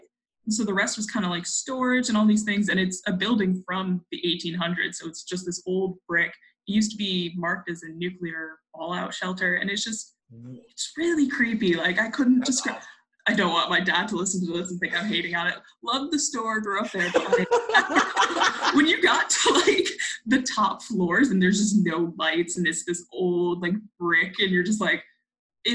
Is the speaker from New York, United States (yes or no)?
yes; Manlius, New York, United States; moved away; I was born in Manlius. I just lived in a different neighborhood than when you met me.